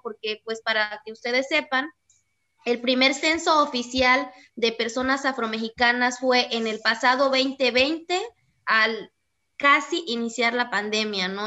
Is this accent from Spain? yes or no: no; Cuajinicuilapa, Guerrero, Mexico; yo vivo en Cuajinicuilapa, yo crecí aquí en Cuajinicuilapa y asumo las costumbres y tradiciones de Cuaji